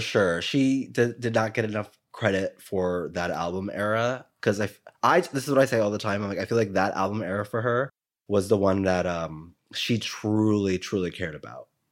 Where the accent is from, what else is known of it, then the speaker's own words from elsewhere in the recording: New York City, New York, United States; I'm from New York